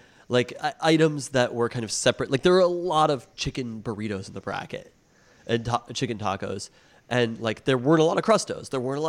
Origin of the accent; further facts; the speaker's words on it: Seattle, Washington, United States; You managed to name a city that two people from born and raised in Seattle have never heard of.